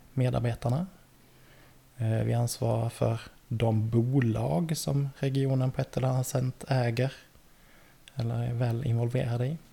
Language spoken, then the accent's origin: Swedish; Laholm, Halland County, Sweden; moved away as an adult; also born or lived in Linköping; now in Värnamo, Sweden; jag är uppväxt eh, utanför Laholm mm. på västkusten